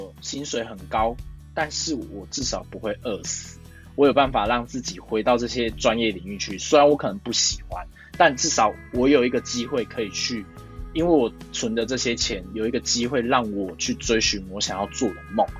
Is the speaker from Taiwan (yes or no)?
yes; Taiwan; born there; 因为毕竟我们生在台湾啊，理工科还是比较赚钱的。